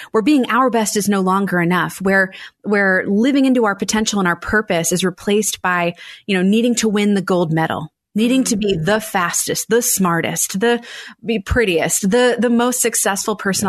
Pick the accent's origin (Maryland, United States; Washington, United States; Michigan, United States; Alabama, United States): Maryland, United States; Annapolis; I ran a, a, wedding photography business in my hometown of Annapolis, Maryland for eight years